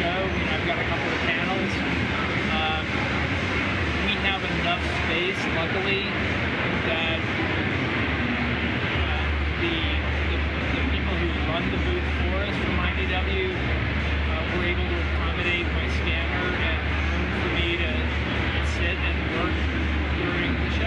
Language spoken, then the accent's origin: English; New York City, New York, United States; moved away; I'm originally from New York City